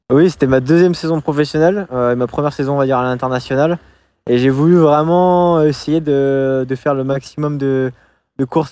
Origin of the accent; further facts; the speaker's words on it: Angoulême, Nouvelle-Aquitaine, France; je suis originaire de base d'Angoulême, de, Charente